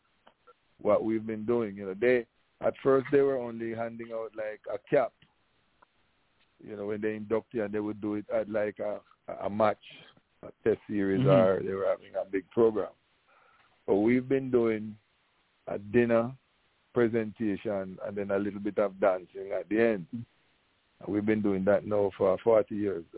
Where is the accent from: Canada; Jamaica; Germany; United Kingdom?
Jamaica; Clarendon; now in Connecticut, United States; I am from Polegate, Clarendon. I went to Glenmuir